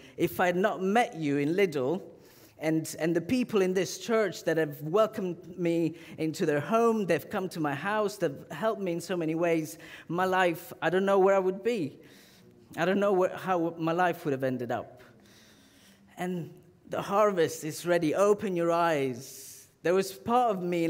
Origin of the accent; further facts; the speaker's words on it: Southern Italy, Italy; moved away; I'm from the south of Italy.